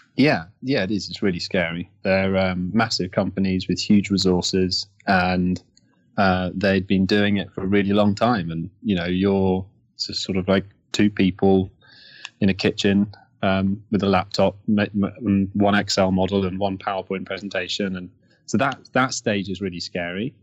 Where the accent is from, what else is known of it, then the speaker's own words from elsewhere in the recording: Kent, South East England, United Kingdom; I grew up in Kent, uh, in the UK, so outside London.